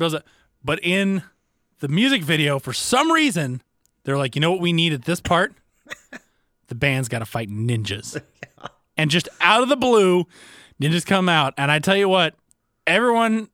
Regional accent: the South, United States; I grew up in the South

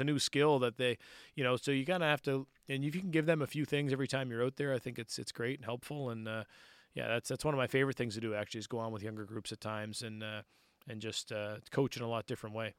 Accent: Cole Harbour, Nova Scotia, Canada; I grew up in Cole Harbor

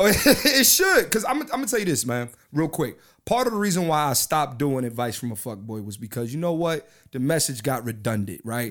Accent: Philadelphia, Pennsylvania, United States; I'm from Philly, East Coast

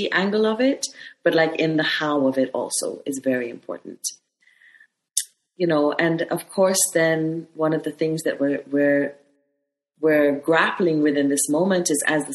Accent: Kenya; it's always difficult being a Kenyan woman.

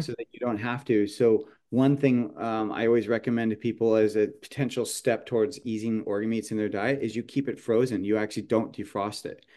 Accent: San Jose, California, United States; moved away; also born or lived in Portland, Oregon; I grew up in San Jose

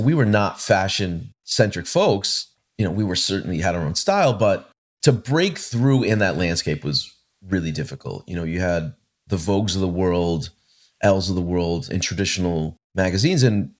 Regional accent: Hartford, Connecticut, United States; also born or lived in Boston; what I was experiencing in my hometown in Hartford and in Boston when I went to university.

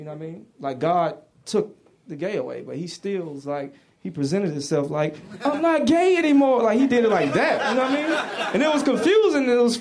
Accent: the South, United States; I'm from the South.

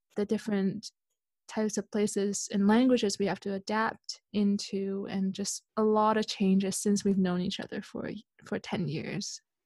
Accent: Canada; moved away as an adult; also born or lived in Hong Kong / Switzerland; I was born in Hong Kong. I grew up in Canada

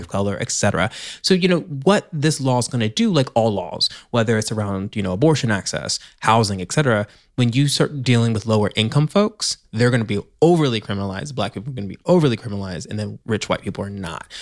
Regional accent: Tennessee, United States; moved away; my home state, Tennessee

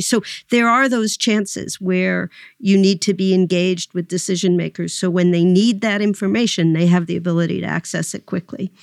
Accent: New York City, New York, United States; you and I both grew up in New York City

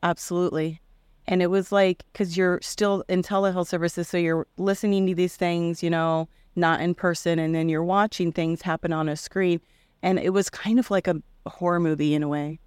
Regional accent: Indianola, Iowa, United States; I grew up in Indianola, Iowa

